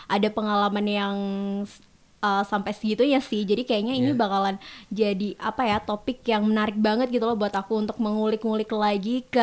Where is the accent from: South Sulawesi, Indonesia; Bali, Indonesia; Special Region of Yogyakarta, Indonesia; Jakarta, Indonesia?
Jakarta, Indonesia; Asalku dari Jakarta, Jaksel